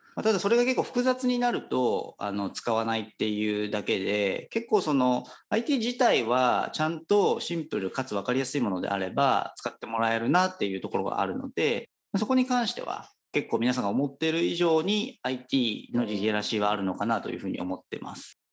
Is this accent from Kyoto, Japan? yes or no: no; Kitakyushu, Fukuoka, Japan; moved away as an adult; 私もともとあの、福岡県の北九州市という町出身でして